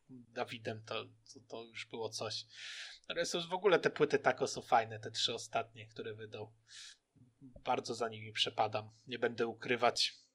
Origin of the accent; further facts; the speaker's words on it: Lubelszczyzna, Lublin Voivodeship, Poland; dwóch boomerów z Lubelszczyzny witamy.